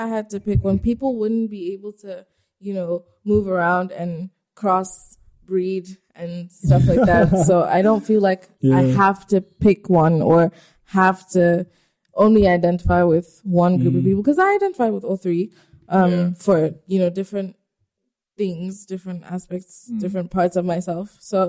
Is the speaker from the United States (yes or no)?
no; South Africa; also born or lived in Ghana / Nigeria; I'm Nigerian. Okay. I was born in Ghana. Okay. I grew up in South Africa.